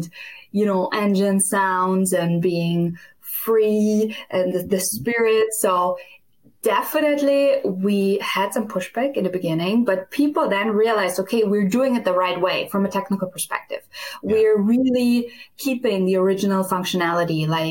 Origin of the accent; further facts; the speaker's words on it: Styria, Austria; moved away as an adult; now in Wisconsin, United States; originally I'm from Austria. I grew up just 20 minutes apart where Arnold Schwarzenegger grew up